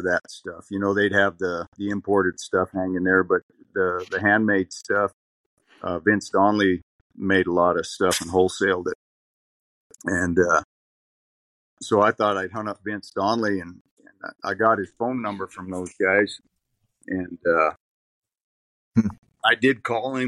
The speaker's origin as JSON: {"language": "English", "town": "Lodge Grass", "region": "Montana", "country": "United States", "tie": "born or raised there", "also_born_or_lived": "North Dakota", "said": "I grew up here. And yeah, I've been here ever since."}